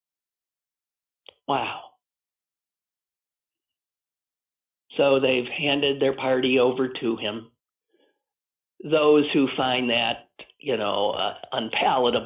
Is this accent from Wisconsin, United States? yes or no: yes; Wisconsin, United States; my home state of Wisconsin